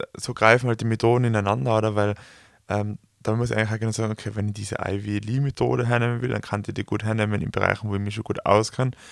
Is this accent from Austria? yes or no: yes; Tyrol, Austria; wir kommen aus Tirol, wir sind umgeben von Bergen